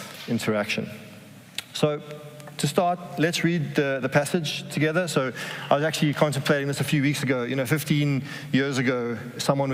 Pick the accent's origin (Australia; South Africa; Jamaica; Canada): South Africa; moved away as an adult; now in Amsterdam, Netherlands; we're both from South Africa